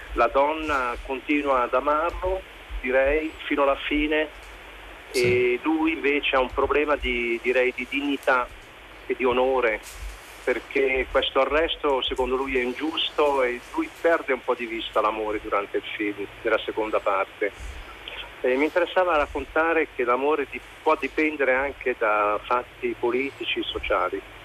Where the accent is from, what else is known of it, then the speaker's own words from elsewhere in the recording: Switzerland; sono figlio di migranti italiani, sono cresciuto in Svizzera ma sempre anche con delle radici italiane